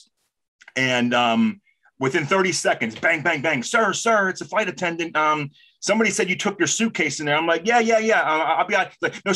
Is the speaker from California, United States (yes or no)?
yes; Los Angeles, California, United States; When I was really from Los Angeles